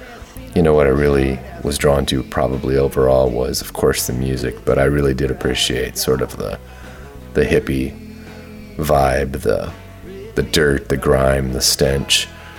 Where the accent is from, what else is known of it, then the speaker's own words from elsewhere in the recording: California, United States; also born or lived in Nashville; I had told him that I was from California, and we had literally just moved to Nashville the day before.